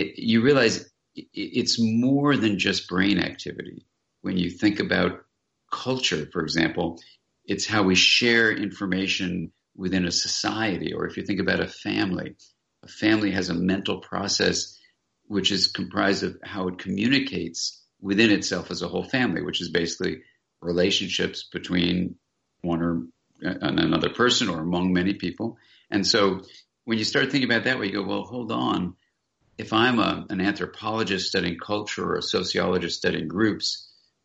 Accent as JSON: {"language": "English", "region": "Southern California", "country": "United States", "tie": "born or raised there", "said": "I grew up here in Southern California, and I was walking along this beach where I was a kid and an adolescent"}